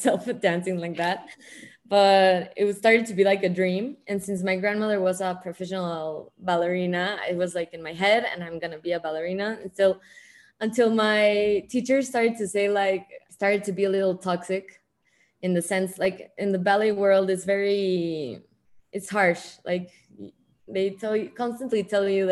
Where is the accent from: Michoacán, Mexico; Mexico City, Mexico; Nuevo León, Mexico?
Mexico City, Mexico; I was born here in Mexico City